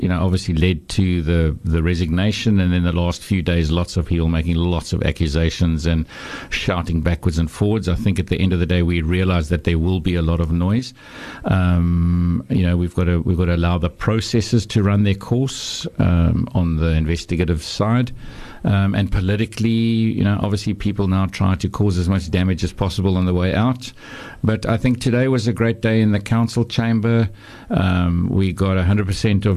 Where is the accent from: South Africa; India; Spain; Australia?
South Africa; Knysna, Western Cape; moved away as an adult; also born or lived in Claremont, Cape Town; now in Cape Town, South Africa; So I come from Knysna. Knysna is my hometown